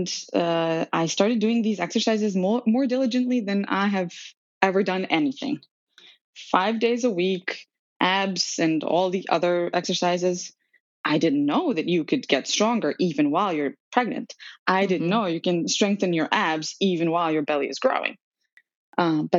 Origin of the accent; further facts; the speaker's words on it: Serbia; moved away as an adult; also born or lived in North and South America; now in New York, United States; I was born and raised in Serbia